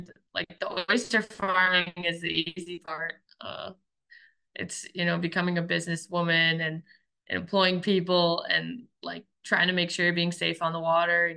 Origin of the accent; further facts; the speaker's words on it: Belfast, Maine, United States; also born or lived in New Hampshire; I grew up pretty much all of my life that I'm in memory in Belfast, Maine, which is a small coastal town in the mid coast.